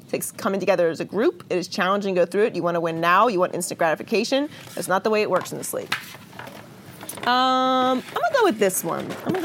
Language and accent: English; Pittsburgh, Pennsylvania, United States; born there; I was born in Pittsburgh.